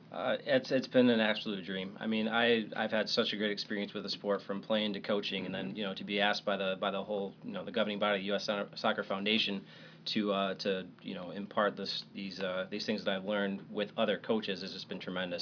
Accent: Michigan, United States; moved away; grew up in Michigan, is a great place to grow up

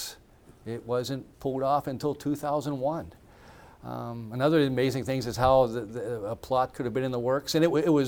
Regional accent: United States; as an American

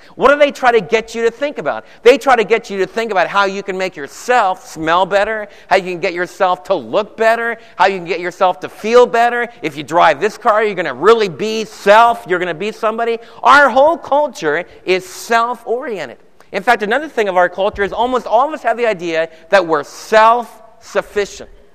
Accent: Summit, New Jersey, United States; I was born in Summit, New Jersey

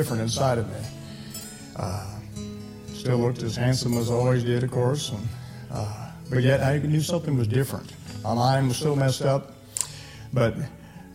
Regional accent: Missouri, United States; moved away as an adult; also born or lived in Utah / Texas; I was born in Missouri

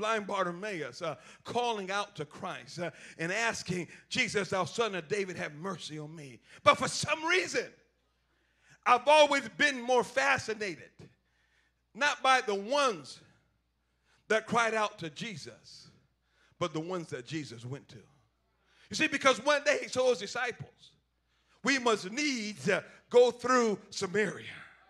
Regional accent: Liberia; I was raised in Liberia, West Africa, and they don't have the best means of irrigation and farming and fertilizing in agricultural society.

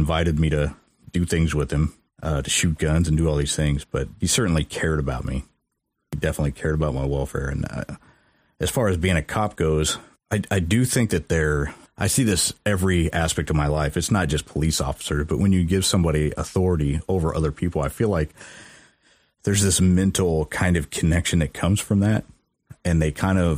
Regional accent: Mexico, Missouri, United States; I don't think I've ever really been exposed to, I guess, the dark side of my hometown.

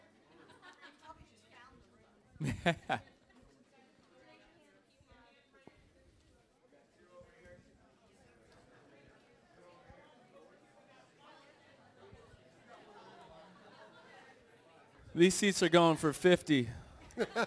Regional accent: Redding, California, United States; I grew up in Redding, California, small town

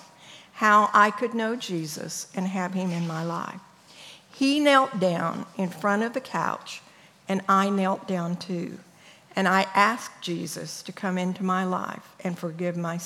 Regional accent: El Paso, Texas, United States; born or raised there

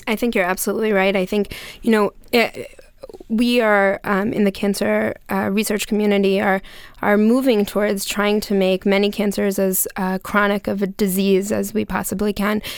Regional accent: Gettysburg, Pennsylvania, United States; moved away; I'm actually from Gettysburg originally, so it's nice to hear um, from somebody from um, from home

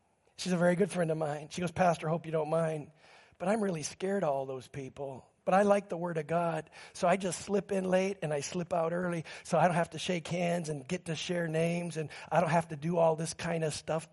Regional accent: Alaska, United States; from Alaska

